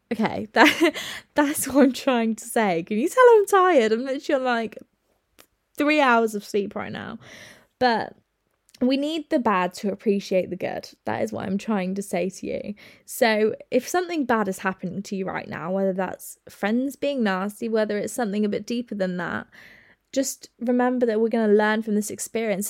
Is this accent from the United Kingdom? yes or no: yes; United Kingdom